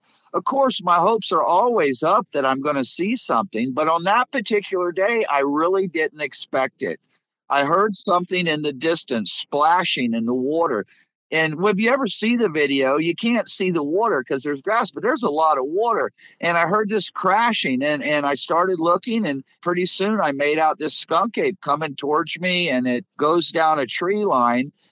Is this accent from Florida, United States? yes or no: yes; Florida Everglades, United States; I was born and raised in the Florida Everglades